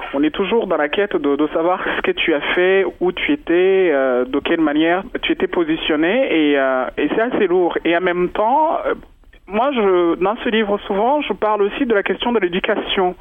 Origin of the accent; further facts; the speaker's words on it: Rwanda; moved away; Tant que Rwandais, on est tous mélangés d'une part ou d'une autre